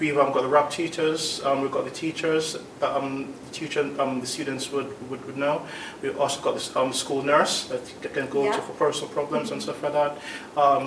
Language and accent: English; London, United Kingdom; moved away as an adult; now in Basingstoke, United Kingdom; Well, I'm also from London, really. I used to live in London before I moved to Basingstoke